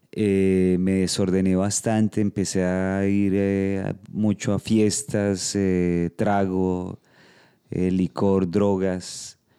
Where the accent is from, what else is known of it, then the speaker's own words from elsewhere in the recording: Bogotá, Colombia; soy de Colombia. Eh, nací en Bogotá, pero pues he, vivido en varias partes del país, he estado viajando mucho.